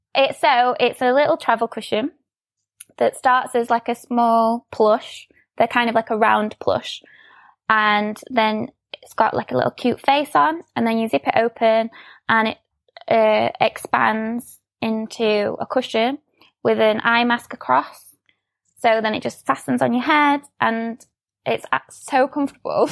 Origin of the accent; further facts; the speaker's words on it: Sheffield, Yorkshire and the Humber, United Kingdom; I'm from Sheffield, um, so I still live here, um, born and bred.